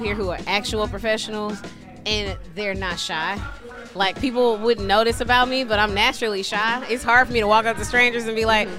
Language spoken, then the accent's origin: English; Shreveport, Louisiana, United States; moved away as an adult; also born or lived in Toledo, Ohio / Cleveland, Ohio / Columbus, Ohio; now in Dallas, United States; My hometown of Shreveport, Louisiana